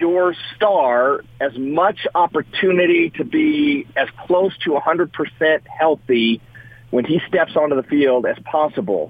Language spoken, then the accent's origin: English; United States; I'm unabashedly American